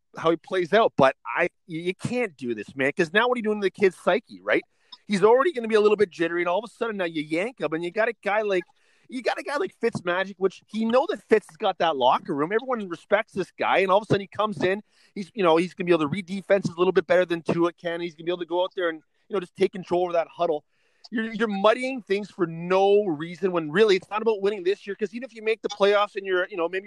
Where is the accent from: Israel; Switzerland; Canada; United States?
Canada; as a Canadian